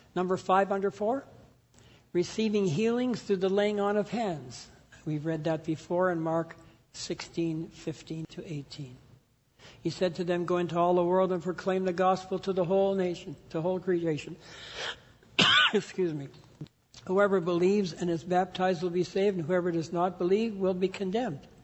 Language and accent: English; Canada; grew up in the Pentecostal church in Canada